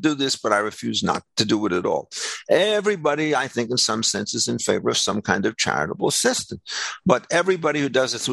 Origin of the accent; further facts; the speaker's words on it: United States; I'm a second generation American.